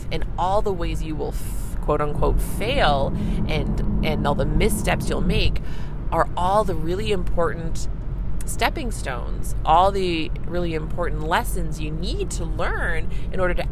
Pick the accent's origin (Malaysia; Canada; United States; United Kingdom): Canada; I'm a Canadian family physician